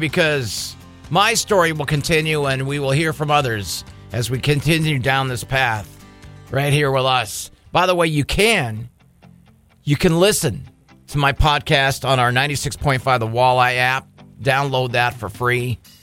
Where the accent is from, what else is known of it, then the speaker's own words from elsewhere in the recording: San Diego, California, United States; now in Bismarck, United States; growing up in San Diego